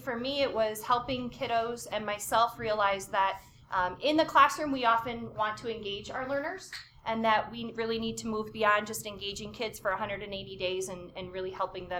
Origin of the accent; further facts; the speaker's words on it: Milwaukee, Wisconsin, United States; also born or lived in Brookfield, Wisconsin / Pewaukee, Wisconsin; I'm from Milwaukee, Wisconsin, taught in Brookfield, Wisconsin